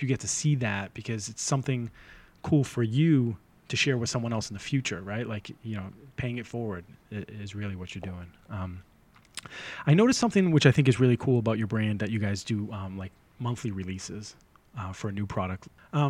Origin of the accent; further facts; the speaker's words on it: Boston, Massachusetts, United States; Because, I'm from the North Shore of Boston.